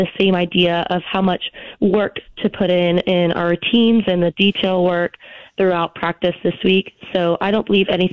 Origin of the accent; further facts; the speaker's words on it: Elk Grove, California, United States; moved away as an adult; now in Boise, United States; I am originally from Elk Grove, California